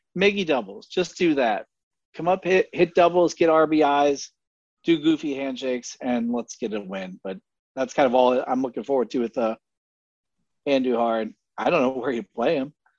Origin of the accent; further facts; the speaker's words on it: Scranton, Pennsylvania, United States; moved away; I'm from Scranton, so originally